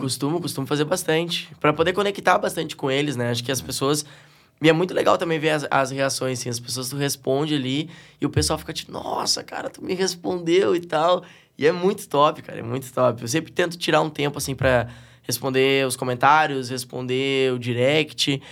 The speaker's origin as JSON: {"language": "Portuguese", "town": "Porto Alegre", "region": "Rio Grande do Sul", "country": "Brazil", "said": "sou um gaúcho bem da capital"}